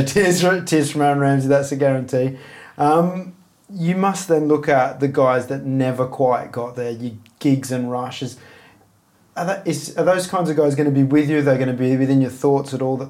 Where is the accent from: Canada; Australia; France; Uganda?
Australia; As an Aussie